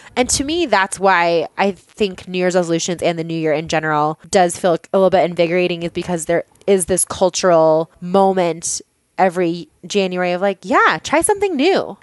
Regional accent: Boulder, Colorado, United States; also born or lived in Longmont, Colorado; I live in Longmont, Colorado, and I grew up in Boulder, which is just a hop, skip, and a jump away from Longmont.

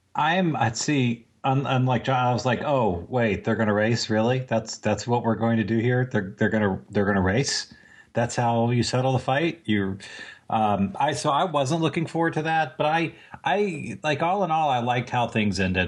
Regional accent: Virginia Beach, Virginia, United States; I'm from Virginia Beach

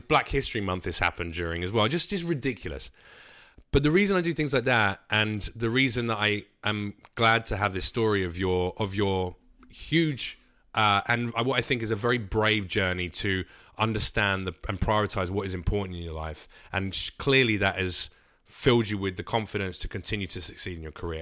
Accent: United Kingdom; now in United States; we're British

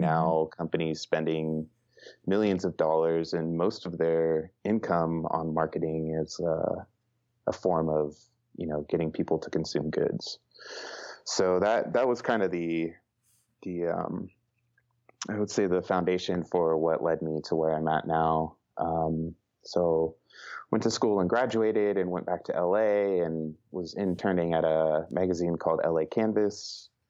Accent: Los Angeles, California, United States; moved away as an adult; also born or lived in New York; now in Boise, United States; I grew up in Los Angeles skateboarding

